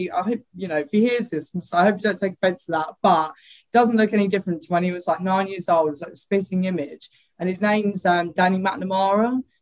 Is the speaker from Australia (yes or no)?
no; Bexley, London, United Kingdom; also born or lived in Greenwich; Yeah, so I was born in Greenwich, obviously, like heart southeast London